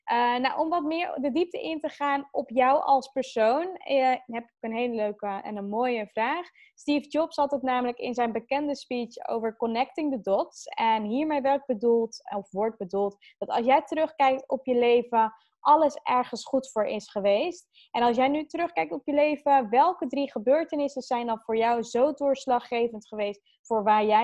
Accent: Zeelandic Flanders, Netherlands; Ik ben opgegroeid in Zeeuws-Vlaanderen.

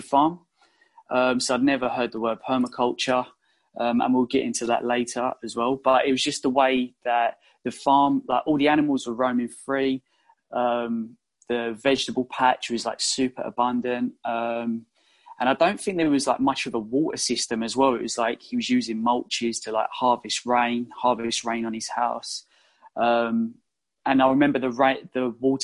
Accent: London, United Kingdom; also born or lived in Australia; So I come home from Australia, back to London

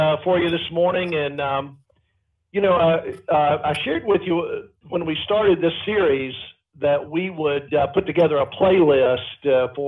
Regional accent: East Tennessee, United States; the little country church that I grew up in East Tennessee

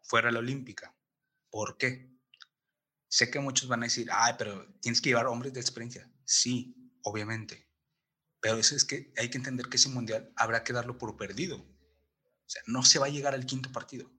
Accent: Mexico; yo como mexicano

